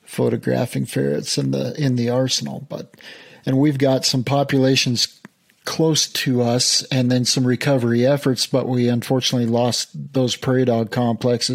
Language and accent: English; Thermopolis, Wyoming, United States; I grew up in Thermopolis, which is just down the road